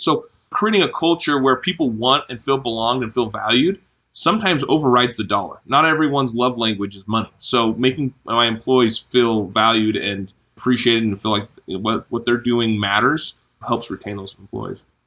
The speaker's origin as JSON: {"language": "English", "town": "Vancouver", "region": "Washington", "country": "United States", "tie": "born or raised there", "moved": "as an adult", "lives_now": "Logan, United States", "said": "I grew up mainly in Vancouver, Washington"}